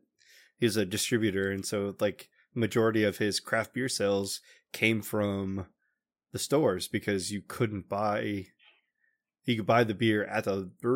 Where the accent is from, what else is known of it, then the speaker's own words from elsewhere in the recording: Noblesville, Indiana, United States; I think my Twitter, it tells you I'm from Noblesville.